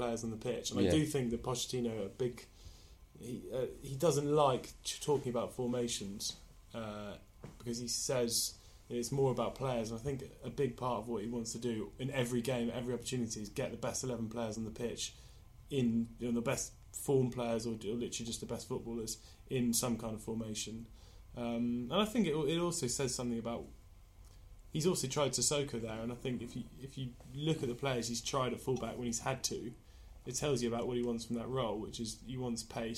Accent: Oxford, South East England, United Kingdom; my hometown club, Oxford United

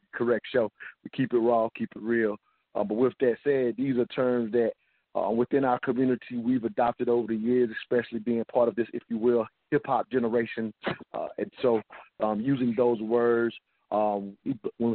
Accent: the South, United States; I grew up in the South

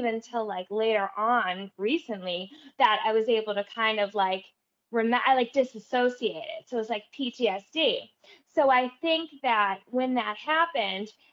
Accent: Everett, United States; when I was growing up in Everett

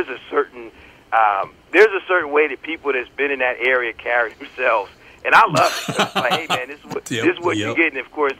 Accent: Connecticut, United States; also born or lived in North Carolina; So I was born in North Carolina, and then what little growing I did took place in Connecticut

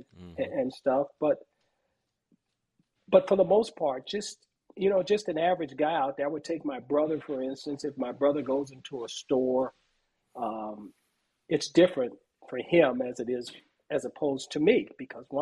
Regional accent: Los Angeles, California, United States; I grew up in South Central Los Angeles. I say South Central Los Angeles. I grew up in Watts

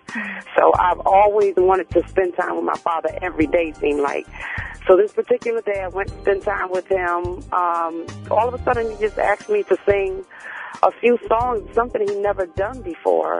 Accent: Bridgeport, Connecticut, United States; I was born and raised in Bridgeport, Connecticut

